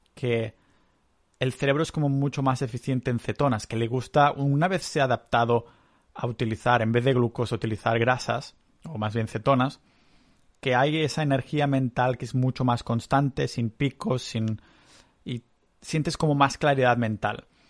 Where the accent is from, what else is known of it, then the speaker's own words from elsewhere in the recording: Catalonia, Spain; moved away as an adult; also born or lived in Canada; now in Estonia; yo que soy muy catalán